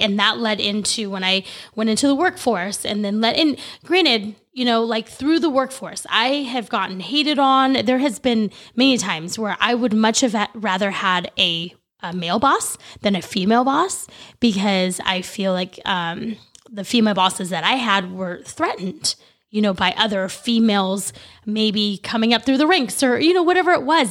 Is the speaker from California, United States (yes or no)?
yes; El Dorado Hills, California, United States; I grew up in Elder High Hills, California